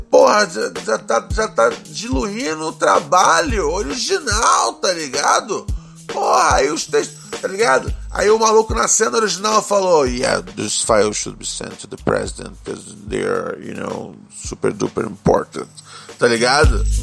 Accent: Northeast Region, Brazil; Por favor, solta o pavarote, porque eu sou nordestino, mas meu pai é filho bastardo de um italiano safado.

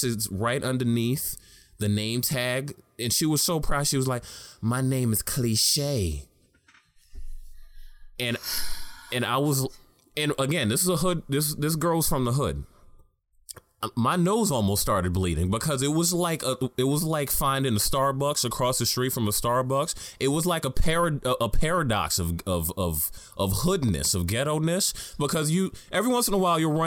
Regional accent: New York City, New York, United States; I was born and raised in Harlem

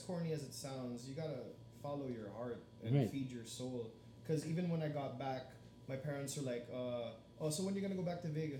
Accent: Philippines; I know I'm Filipino, but what the fuck, dude?

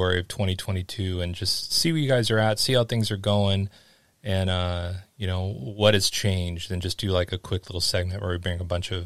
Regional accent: Los Angeles, California, United States; moved away as an adult; growing up in Los Angeles

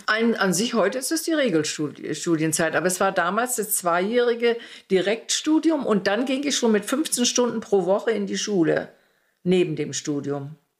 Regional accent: Mecklenburg-Vorpommern, Germany; born or raised there; also born or lived in Heiligenbeil, East Prussia

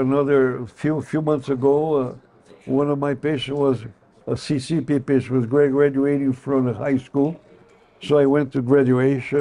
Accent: Brazil; English is a second language; moved away as an adult; also born or lived in Chicago, United States; now in United States; I'm not American, I am Brazilian.

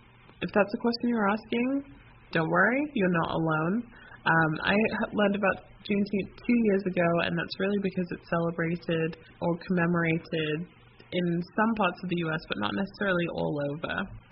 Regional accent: London, United Kingdom; also born or lived in United States; My family is from Jamaica on both sides. I was born in London, and I grew up between the U.S. and the U.K.

